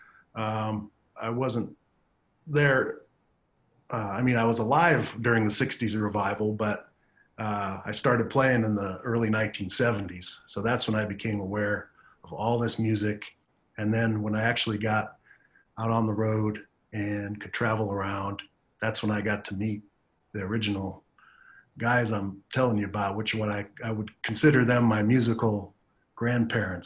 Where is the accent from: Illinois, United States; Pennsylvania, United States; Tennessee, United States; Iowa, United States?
Iowa, United States; Davenport; also born or lived in East Chicago, Indiana; when I was about 6 years old, we were able to move to Davenport, Iowa. And that's really where I grew up